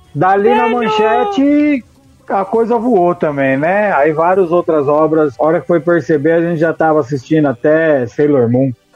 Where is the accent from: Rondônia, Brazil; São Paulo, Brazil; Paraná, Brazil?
São Paulo, Brazil; eu sou de São Paulo, a gente tinha a TV Gazeta